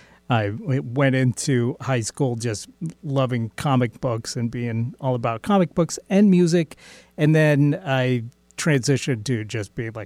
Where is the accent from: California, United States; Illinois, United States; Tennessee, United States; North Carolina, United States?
California, United States; also born or lived in Nevada; I grew up mostly in California.